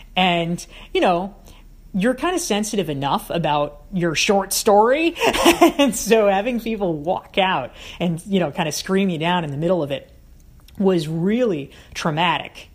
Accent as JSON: {"language": "English", "region": "the South", "country": "United States", "tie": "born or raised there", "said": "I grew up in the South"}